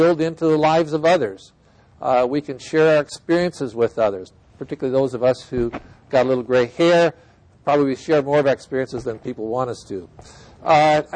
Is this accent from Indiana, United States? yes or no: no; Iowa, United States; moved away; I'm from Iowa originally. I grew up on a farm